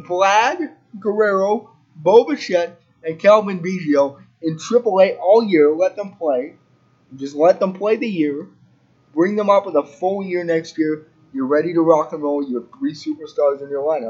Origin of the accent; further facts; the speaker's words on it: Spruce Grove, Alberta, Canada; I grew up in Spruce Grove